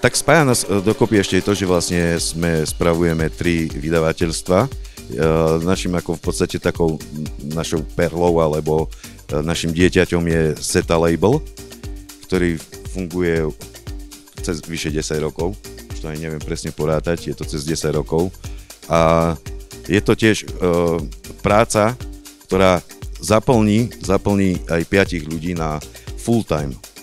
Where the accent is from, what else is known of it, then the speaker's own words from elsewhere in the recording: Poprad, Prešov Region, Slovakia; som z Popradu. Som z Popradu